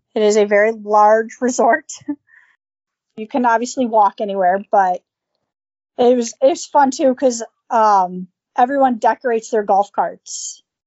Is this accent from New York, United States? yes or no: yes; Buffalo, New York, United States; growing up in Buffalo and and the cold and the snow